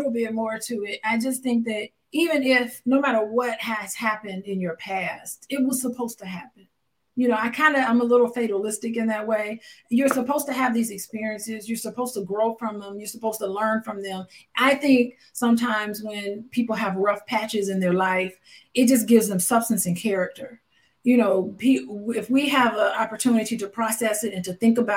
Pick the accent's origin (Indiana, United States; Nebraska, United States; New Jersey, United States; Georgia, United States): Indiana, United States; Gary; the murder capital of the year. It was us in New Orleans. We were like neck and neck with New Orleans.